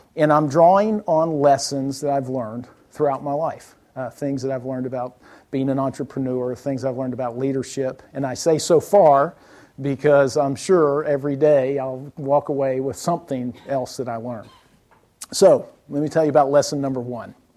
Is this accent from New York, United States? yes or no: no; South Alabama, United States; moved away; I was born in South Alabama